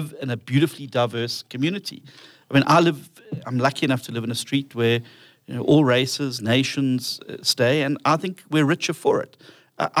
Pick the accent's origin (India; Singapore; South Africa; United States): South Africa; Durban, KwaZulu-Natal; I'm from Durban